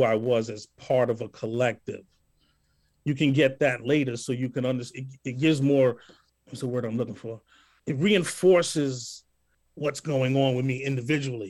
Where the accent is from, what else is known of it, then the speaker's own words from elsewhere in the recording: New York City, New York, United States; we're from the same hometown